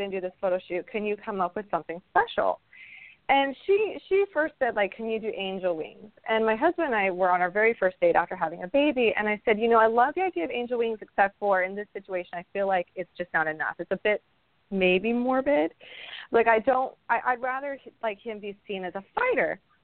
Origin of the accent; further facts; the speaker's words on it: Idaho, United States; also born or lived in California; now in Florida, United States; I grew up in Idaho. I grew up in a lot of snow and we lived in California for a while